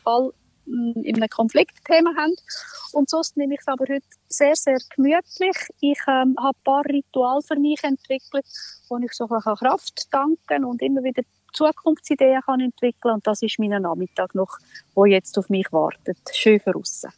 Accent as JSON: {"language": "German", "country": "Switzerland", "said": "bei uns in der Schweiz"}